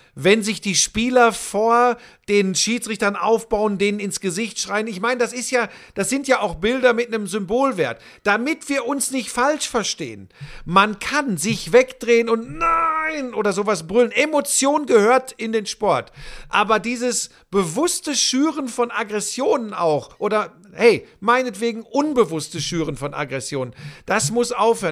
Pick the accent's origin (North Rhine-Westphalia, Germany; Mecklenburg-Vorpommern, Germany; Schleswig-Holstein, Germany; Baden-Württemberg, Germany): North Rhine-Westphalia, Germany; Ruhr area; ich bin ein Kind des Ruhrgebiets.